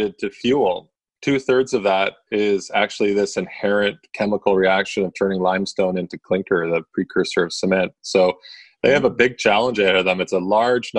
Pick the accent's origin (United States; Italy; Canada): Canada; Victoria, British Columbia; I grew up in Victoria, but just recently moved back to actually. So Victoria, British Columbia in Canada